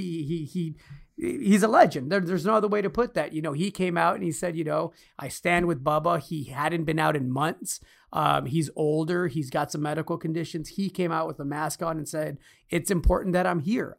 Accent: Chicago, Illinois, United States; moved away; also born or lived in Alaska / New York; I grew up in Chicago. I spent my childhood there

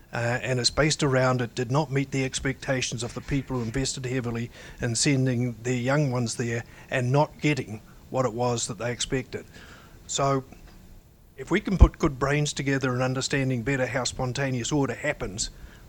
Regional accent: New Zealand; moved away as an adult; now in United States; I was a child of the Second World War. And I've been in the United States for 22 years. I grew up in New Zealand.

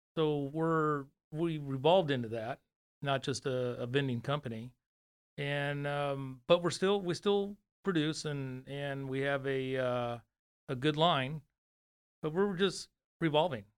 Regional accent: Fresno, California, United States; moved away as an adult; now in Dallas, United States; I'm from Fresno, California, from, uh, so I was born and raised there

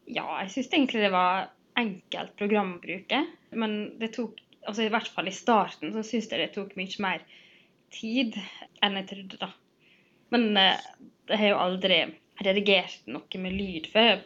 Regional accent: Sunnmøre, Møre og Romsdal, Norway; also born or lived in Trondheim; nå har jeg flytta hjem fra Trondheim og skal liksom finne meg sjøl igjen her på Sunnmøre

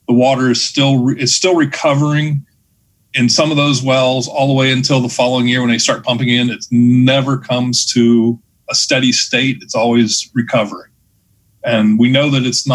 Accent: Ohio, United States; now in Kansas, United States; I'm from Ohio

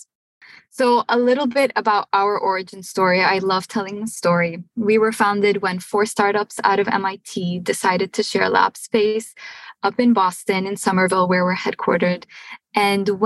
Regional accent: Syria; also born or lived in Montreal, Canada / Cambridge, United States / Houston, United States; now in United States; I'm originally from Syria

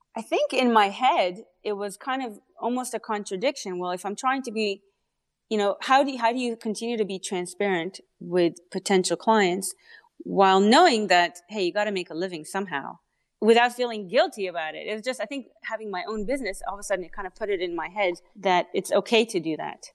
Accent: Canada; accent: Canadian; also born or lived in Israel; I'm Canadian. so, um, yeah, Israeli and then Canadian. Um, but I can't I can't shake off the accent

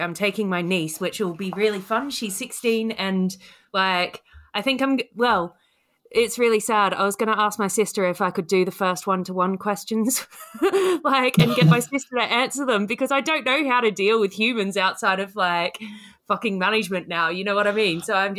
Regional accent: Australia; moved away as an adult; now in United Kingdom; So when I go to Australia, they think that I'm British and people know I'm Australian over here.

